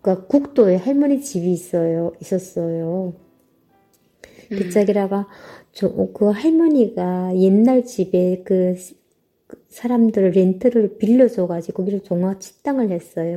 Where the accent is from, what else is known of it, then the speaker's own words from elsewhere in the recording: North Korea; moved away as an adult; also born or lived in South Korea; now in San Jose, United States; 제가 북한 사람이라 하니까